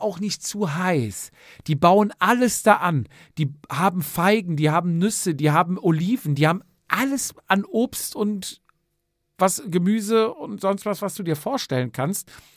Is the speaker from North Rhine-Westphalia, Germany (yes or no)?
yes; near Cologne, North Rhine-Westphalia, Germany; hier aus der Nähe von Köln